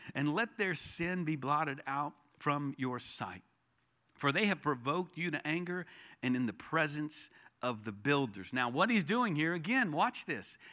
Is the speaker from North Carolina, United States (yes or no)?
yes; Charlotte, North Carolina, United States; now in Texas, United States; when I was growing up in North Carolina, in Charlotte, uh, as a kid